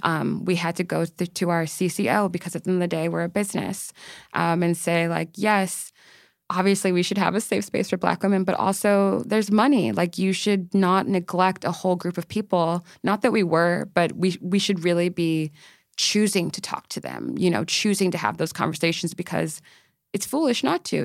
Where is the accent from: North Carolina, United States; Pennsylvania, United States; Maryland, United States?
Maryland, United States; moved away as an adult; now in New York, United States; I am from Maryland. I have, I moved to New York, like, about two, three years ago